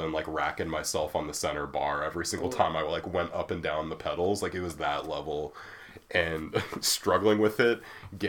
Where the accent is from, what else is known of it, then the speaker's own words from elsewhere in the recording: small town Iowa, United States; moved away; in my hometown, we had the Thirsty Bulldog, which was like a bar and grill